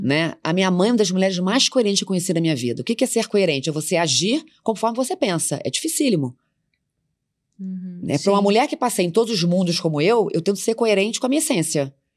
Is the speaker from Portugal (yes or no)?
no; Macaé, Rio de Janeiro, Brazil; eu sou da classe média, filha de uma professora da cidade de Macaé, do interior de São Paulo, do interior do Rio de Janeiro.